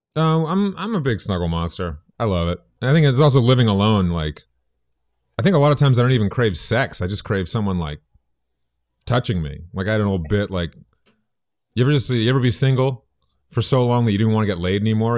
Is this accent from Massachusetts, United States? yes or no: yes; Boston, Massachusetts, United States; moved away; I grew up in Boston, in the South End.